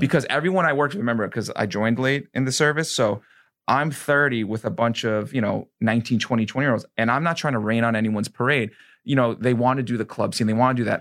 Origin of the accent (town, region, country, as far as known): New York, United States; now in Florida, United States